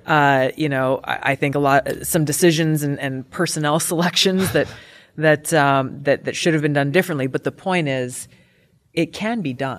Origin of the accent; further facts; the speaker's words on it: Hawaii, United States; I come from Hawaii